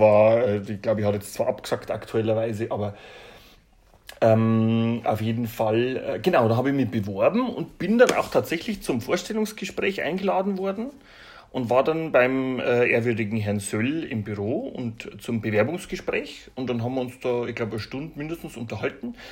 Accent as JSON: {"language": "German", "town": "Regensburg", "region": "Bavaria", "country": "Germany", "said": "aus Regensburg"}